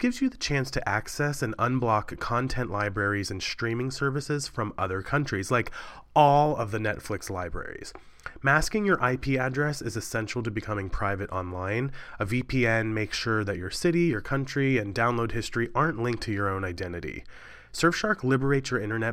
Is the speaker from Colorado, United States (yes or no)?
no; Cumberland, Maryland, United States; moved away; My hometown of Cumberland, Maryland